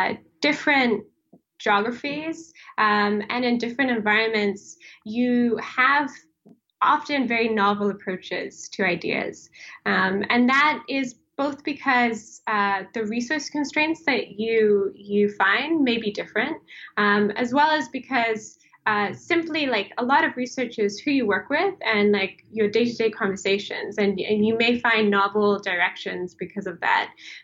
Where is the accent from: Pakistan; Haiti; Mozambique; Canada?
Mozambique; also born or lived in South Africa / Lesotho / Swaziland / Kenya; I grew up in Africa, mostly in Southern Africa. So I grew up in Mozambique, South Africa, Lesotho, Swaziland, Kenya.